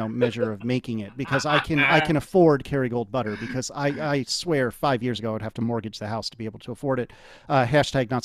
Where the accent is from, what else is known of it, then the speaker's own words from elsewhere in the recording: United States; I've been programmed my entire life as an American